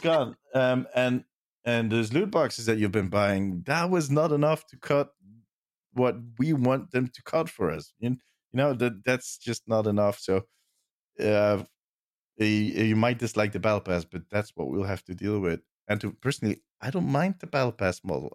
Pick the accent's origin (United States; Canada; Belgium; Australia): Belgium; I'm from Belgium.